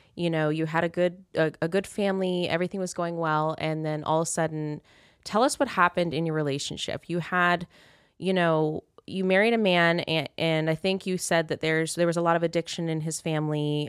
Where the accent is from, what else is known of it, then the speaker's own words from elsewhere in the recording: Kansas, United States; now in Las Vegas, United States; we've escaped. I escaped Kansas